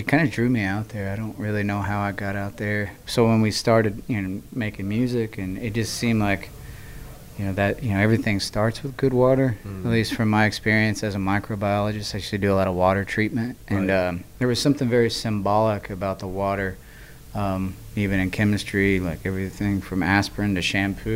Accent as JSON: {"language": "English", "region": "Southern Indiana", "country": "United States", "tie": "born or raised there", "said": "I'm from Southern Indiana. We both kind of grew up in cornfields"}